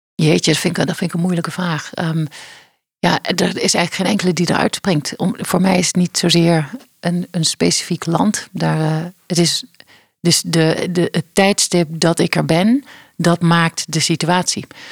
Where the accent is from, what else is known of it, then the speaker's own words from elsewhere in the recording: Geleen, Limburg, Netherlands; Ik ben eh, opgegroeid in Geleen, in Geleen, in eh, Zuid-Limburg